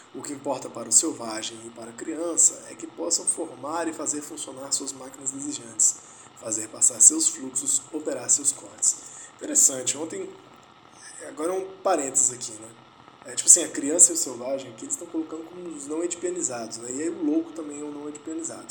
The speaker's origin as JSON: {"language": "Portuguese", "town": "Vitória", "region": "Espírito Santo", "country": "Brazil", "tie": "born or raised there", "moved": "yes", "said": "Minha, minha terra natal. Vitória, capital do Espírito Santo"}